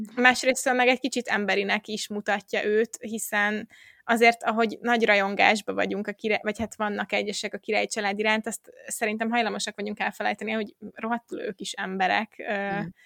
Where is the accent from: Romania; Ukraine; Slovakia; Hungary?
Hungary; Magyarországon, és akkor így felnőve